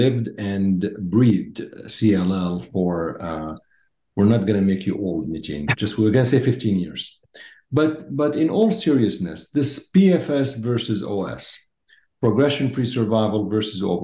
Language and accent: English; Syria; moved away; I was born in Syria